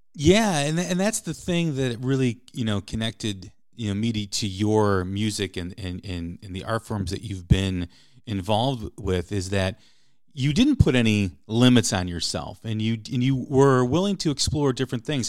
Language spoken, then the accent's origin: English; outside of Chicago, Illinois, United States; I grew up outside of Chicago